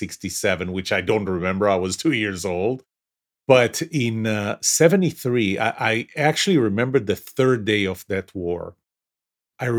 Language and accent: English; Tel Aviv, Tel Aviv District, Israel; moved away as an adult; now in United States; I was born in Tel Aviv, just south of Tel Aviv, a city called Yafo, which is part of the Tel Aviv metropolitan area.